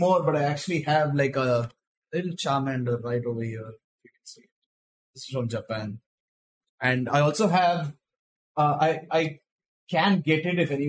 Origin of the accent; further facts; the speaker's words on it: Mumbai, Maharashtra, India; We are from Mumbai.